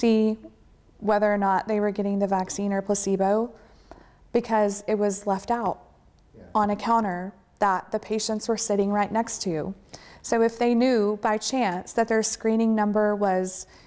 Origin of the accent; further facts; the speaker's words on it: Texas, United States; I'm from Texas